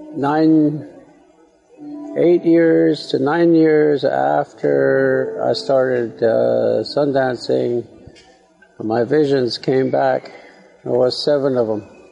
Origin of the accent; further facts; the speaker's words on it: Manderson, South Dakota, United States; that's where I was born, that's where I'm from and that's where we have our most uh, important, one of the most important uh, ceremonies, our Sundance, is in my hometown in uh, Manderson, South Dakota